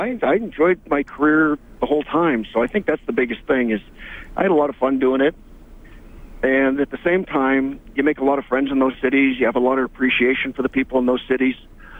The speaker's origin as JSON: {"language": "English", "country": "Canada", "tie": "born or raised there", "said": "growing up in Canada"}